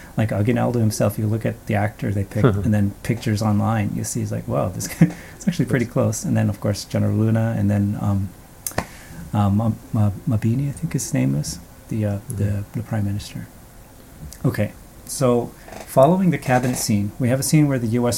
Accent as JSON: {"language": "English", "country": "Canada", "tie": "born or raised there", "said": "I have Filipino lineage, and even though I grew up in Canada"}